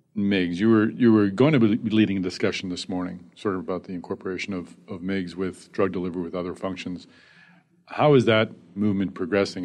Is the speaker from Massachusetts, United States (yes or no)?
yes; Boston, Massachusetts, United States; Boston, my hometown.